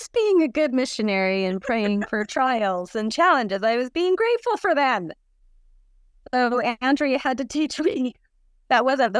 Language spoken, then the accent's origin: English; Salt Lake City, Utah, United States; moved away as an adult; also born or lived in Utica, New York; now in Seattle, United States; I grew up in Salt Lake, served a mission with Andrea, and we were in Utica, New York mission.